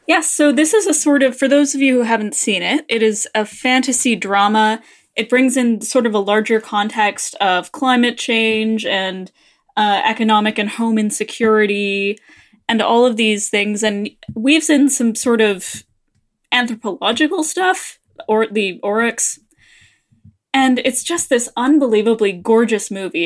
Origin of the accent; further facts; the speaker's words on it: Canada; we're Canadian